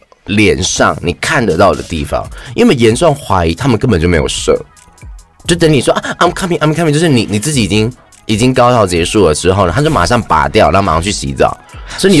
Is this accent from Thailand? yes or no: yes; Thailand; 对啊，我就是泰国人。